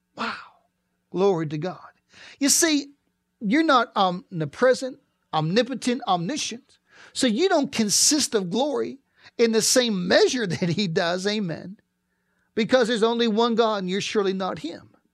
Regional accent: East Pittsburgh, Pennsylvania, United States; I grew up in East Pittsburgh, and I was along the Allegheny River

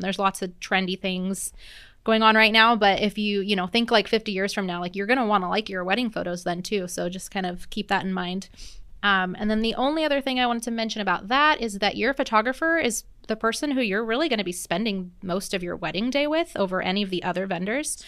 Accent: Seattle, Washington, United States; moved away as an adult; now in Oregon, United States; I've lived in Oregon for about twelve years now, um, but I'm originally from the Seattle area

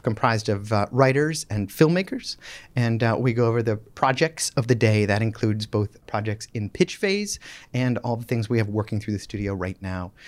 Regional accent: Boston, Massachusetts, United States; also born or lived in Michigan; I'm from Boston, just outside, uh, Boston, the suburbs

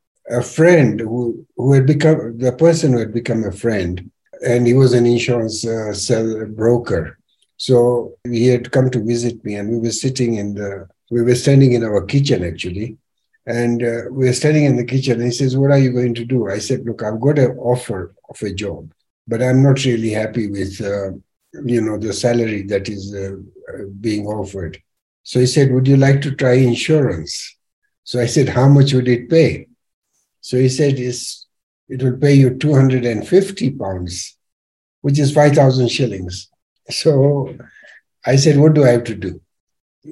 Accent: Nyeri, Nyeri County, Kenya; also born or lived in Thika; I was born and brought up in Nyeri

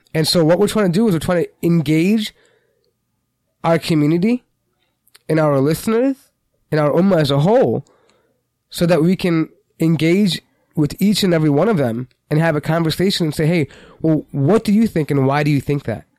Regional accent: United States; we're American citizens

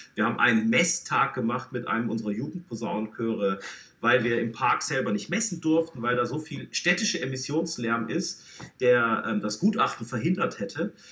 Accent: Baden-Württemberg, Germany; accent: Swabian; now in Hamburg, Germany; ich bin ja äh, Schwabe, das kann, lässt sich nicht vertuschen, äh, stamme aus dem südlichen ähm, Baden, ähm, aber eigentlich auch Baden-Württemberg

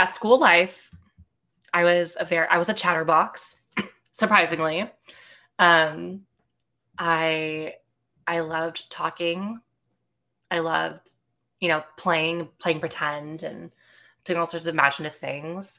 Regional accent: Bay Area, California, United States; also born or lived in Los Angeles, California; I born and raised California. I've always lived in California, granted different parts of California, but I grew up in the Bay Area.

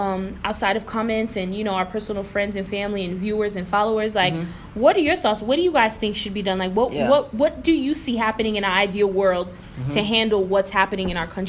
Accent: United States; I wasn't born in Haiti. I was born in America, but my parents were born in Haiti

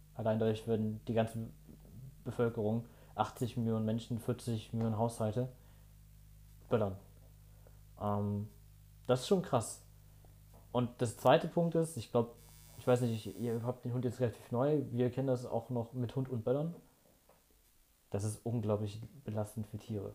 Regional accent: Ratingen, North Rhine-Westphalia, Germany; bei uns in Rating

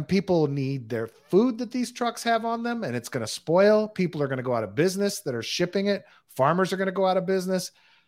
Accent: Texas, United States; It's pretty easy to be a fucking nut job in Texas. Let me tell you, I grew up

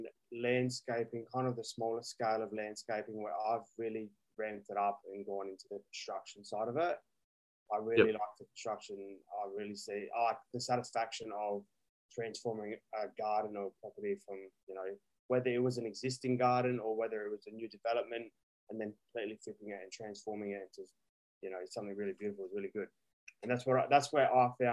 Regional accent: Monash, South Australia, Australia; moved away as an adult; now in Adelaide, Australia; originally I grew up in the Riverland in a town called Monash, grew up on a vineyard

